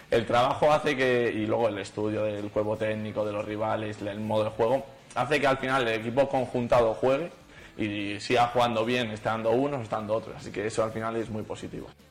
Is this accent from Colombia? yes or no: no; Valladolid, Castile and León, Spain; now in Soria, Spain; mi tierra